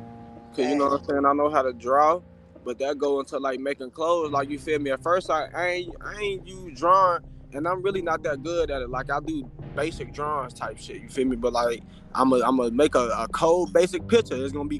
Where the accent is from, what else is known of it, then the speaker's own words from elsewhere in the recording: Chicago, Illinois, United States; also born or lived in Atlanta / Alabama / Cincinnati; Well, I'm gonna say I'm born in Chicago, but like raised, you feel me? Like this my home, you feel me? That's where I'm at right now. But like I lived out of state, you feel me? I done lived in Atlanta, I done lived in Alabama, in Cincinnati